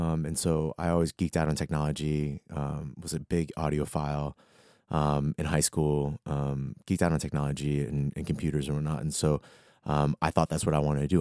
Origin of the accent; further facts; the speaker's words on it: Arlington, Virginia, United States; moved away as an adult; also born or lived in Atlanta / Washington, D.C.; I grew up in Arlington, Virginia, born and raised